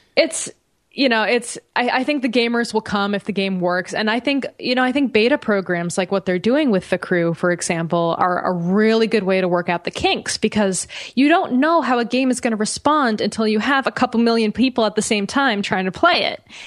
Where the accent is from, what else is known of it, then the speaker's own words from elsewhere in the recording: United States; as an American